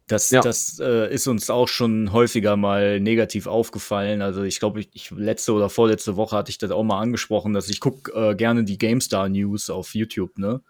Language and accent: German; Krefeld, North Rhine-Westphalia, Germany; uns Krefeldern